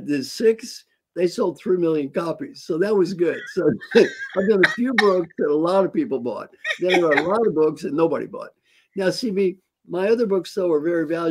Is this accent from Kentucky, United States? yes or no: yes; Valley Station, Kentucky, United States; I grew up there in Valley Station.